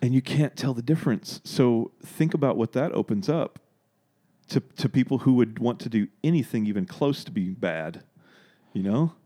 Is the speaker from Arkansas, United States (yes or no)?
yes; Dardanelle, Arkansas, United States; also born or lived in Russellville, Arkansas; I grew up in Dardanelle, went to school there, graduated, went to Arkansas Tech for a little bit